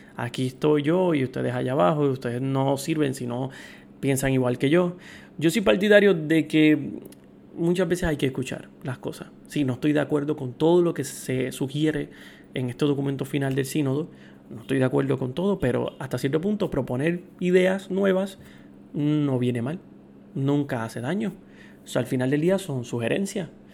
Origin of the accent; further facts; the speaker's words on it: Puerto Rico; yo soy puertorriqueño